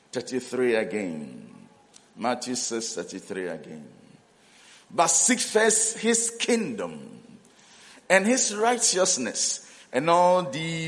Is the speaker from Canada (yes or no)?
no; Ghana; also born or lived in South Africa; we are from Ghana